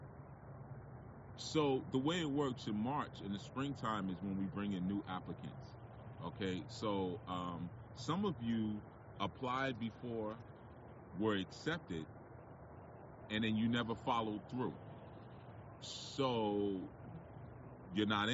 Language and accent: English; New York City, New York, United States; There's an area near where I live called Edenwall Projects, right? Edenwall Projects is a project in the Bronx.